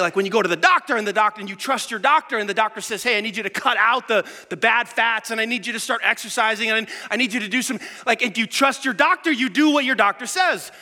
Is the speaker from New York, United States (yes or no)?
yes; New York City, New York, United States; I grew up in New York City.